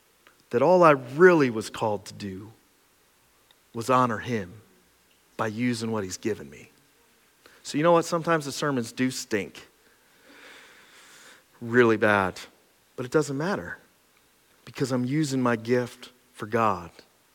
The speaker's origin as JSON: {"language": "English", "town": "Cressona", "region": "Pennsylvania", "country": "United States", "tie": "born or raised there", "said": "When I grew up in Cresona, your parents would hand you a BB gun and half a sandwich"}